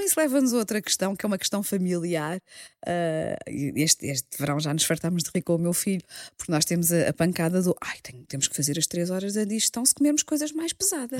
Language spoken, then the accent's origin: Portuguese; Margem Sul, Lisbon, Portugal; eu sou da Margem Sul